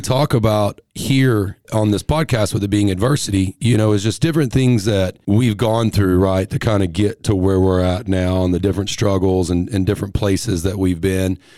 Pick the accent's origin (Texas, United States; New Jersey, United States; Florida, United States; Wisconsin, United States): Texas, United States; also born or lived in Tennessee; I'm from Texas